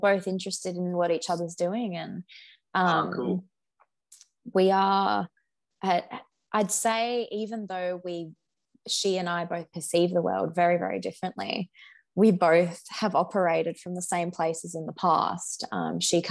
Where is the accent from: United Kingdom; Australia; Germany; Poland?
Australia; another Australian